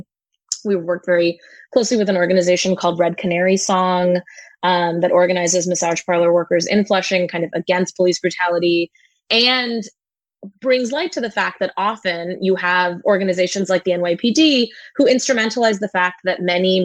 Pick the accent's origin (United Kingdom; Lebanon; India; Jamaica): India; now in Brooklyn, United States; I was born in India